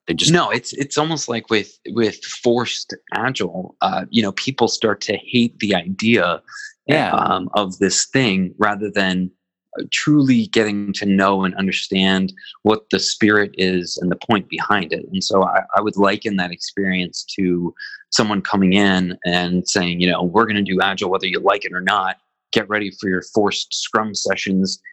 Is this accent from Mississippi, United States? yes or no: no; Philadelphia, Pennsylvania, United States; as a Philadelphian